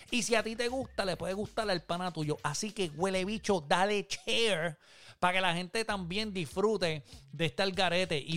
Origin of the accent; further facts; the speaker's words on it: Manatí, Puerto Rico; yo, soy de Manatí.